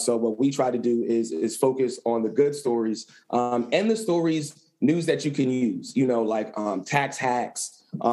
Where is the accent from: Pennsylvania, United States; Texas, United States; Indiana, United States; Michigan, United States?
Pennsylvania, United States; Lancaster; moved away as an adult; also born or lived in Philadelphia, Pennsylvania; back to my hometown in Lancaster